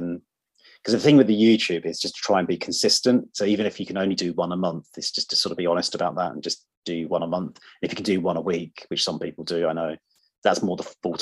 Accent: Surrey, South East England, United Kingdom; now in London, United Kingdom; I grew up in Surrey. That's where I grew up

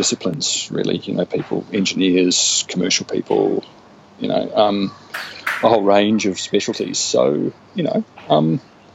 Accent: New Zealand; also born or lived in New South Wales, Australia / Europe; now in Brisbane, Australia; I was born in New South Wales but moved to New Zealand when I was two

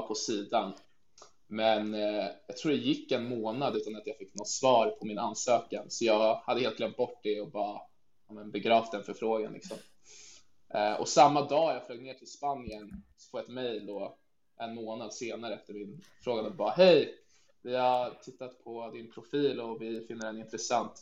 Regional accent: Stockholm, Stockholm County, Sweden; moved away as an adult; also born or lived in Norrköping / Barcelona; now in Faroe Islands; är född i Norrköping men har bott hela mitt liv nästan i Stockholm i Sverige

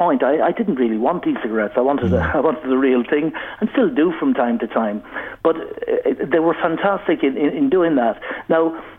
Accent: Ireland; growing up in Ireland years ago, I started smoking at 14

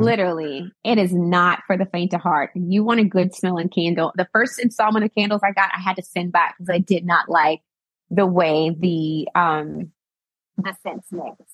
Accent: Arkansas, United States; now in Washington, DC, United States; I'm born and raised in Arkansas

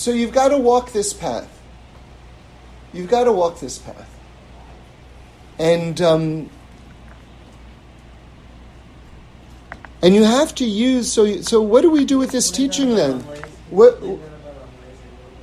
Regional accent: New York City, New York, United States; now in Los Angeles, United States; I grew up on the Upper West Side in New York

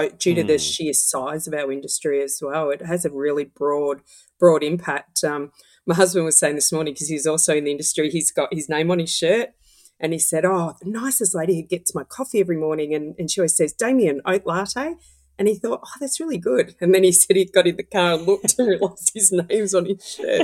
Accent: Melbourne, Victoria, Australia; growing up in the West of Melbourne many years ago

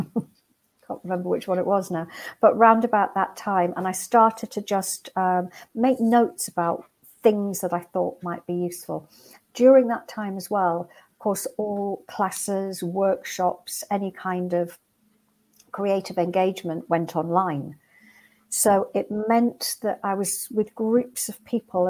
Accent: Newcastle upon Tyne, North East England, United Kingdom; I'm from Newcastle originally and come from a working class background

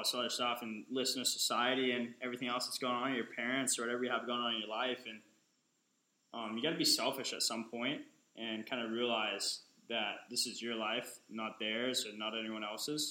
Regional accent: Oahu, Hawaii, United States; I'm from Oahu

